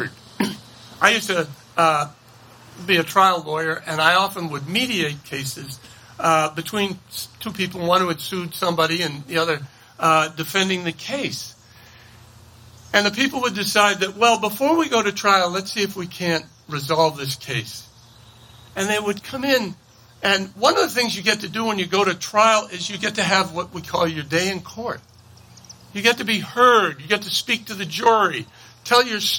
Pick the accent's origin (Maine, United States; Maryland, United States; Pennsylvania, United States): Maine, United States; I grew up poor in Maine